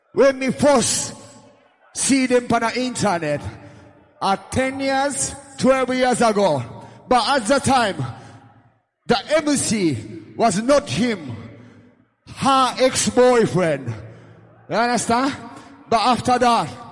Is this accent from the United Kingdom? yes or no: no; Jamaica; I come from Jamaica